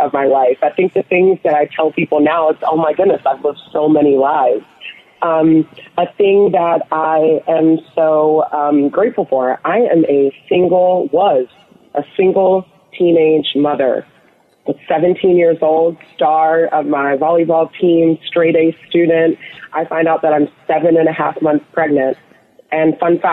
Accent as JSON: {"language": "English", "town": "Atlanta", "region": "Georgia", "country": "United States", "tie": "born or raised there", "also_born_or_lived": "rural Ohio", "said": "I was raised in Ohio, and then my family moved to Atlanta, Georgia when I was a young girl, so I do consider Atlanta, Georgia home"}